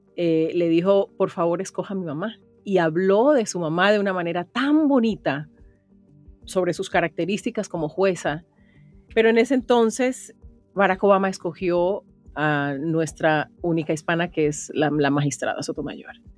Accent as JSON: {"language": "Spanish", "region": "Chocó", "country": "Colombia", "said": "periodista colombiana, chocuana"}